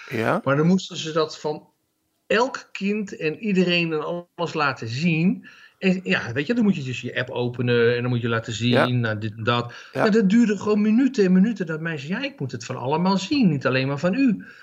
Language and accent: Dutch; Netherlands; want ik ben een Hollandse en ik maak heel erg goed schoon op z'n Hollands.